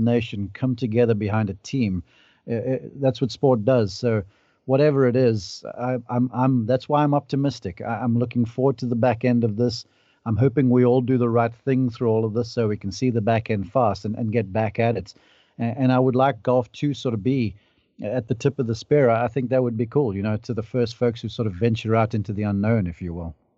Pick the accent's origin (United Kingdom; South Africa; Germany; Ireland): South Africa; now in United States; I can speak to you as a South African